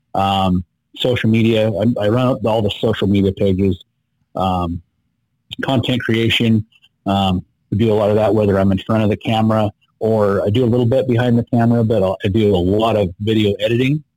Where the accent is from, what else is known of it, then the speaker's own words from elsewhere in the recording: Idaho, United States; I was born and raised here in Idaho, uh, country boy.